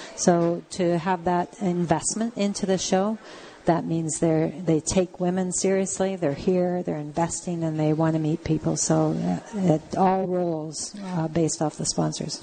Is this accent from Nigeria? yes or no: no; Canada; as Canadian women living in a, an area like southwestern Ontario